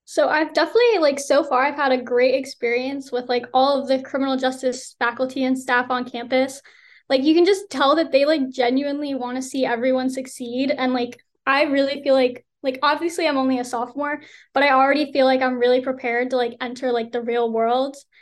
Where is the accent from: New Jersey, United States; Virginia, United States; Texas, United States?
New Jersey, United States; Rockaway; moved away as an adult; I'm from Rockaway, New Jersey, and I graduated from Morris Hills High School um, in 2021